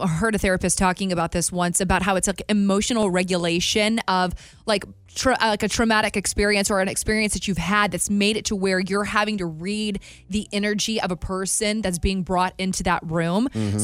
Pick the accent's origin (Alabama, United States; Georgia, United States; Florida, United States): Alabama, United States; moved away; Growing up in Alabama